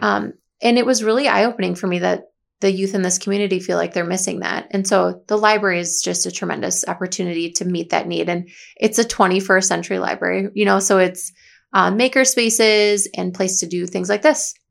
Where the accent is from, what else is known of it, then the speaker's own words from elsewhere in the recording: Watertown, Wisconsin, United States; serve the community I was born and raised